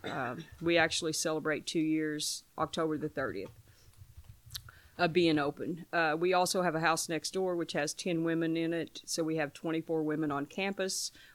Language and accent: English; Paoli, Indiana, United States; now in New Albany, United States; I'm from New Albany, originally from Paoli, Indiana